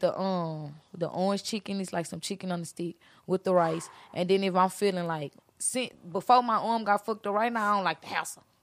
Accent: Beaumont, Texas, United States; also born or lived in Houston; I'm actually from, I'm kind of, I came from Houston, but I'm from Beaumont

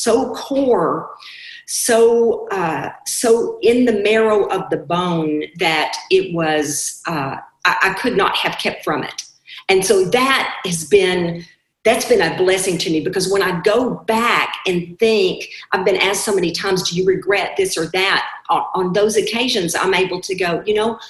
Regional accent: Arkansas, United States; I was raised in Arkansas in the 60s.

